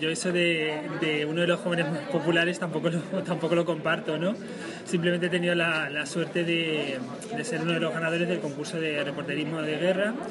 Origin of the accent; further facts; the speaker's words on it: Talavera de la Reina, Castilla-La Mancha, Spain; yo nací en Talavera de la Reina, siempre he ido al colegio en Talavera de la Reina, pero es verdad que yo soy, mis raíces están en Castillo de Bayuela